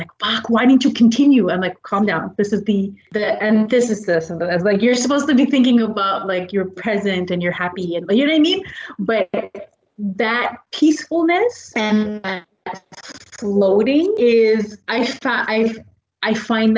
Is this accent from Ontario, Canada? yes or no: no; Quebec, Canada; being born and raised in Quebec